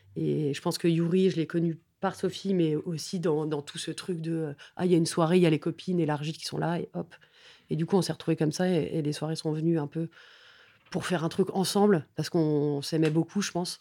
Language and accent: French; Paris, Île-de-France, France; j'ai grandi vraiment dans le Haut-Marais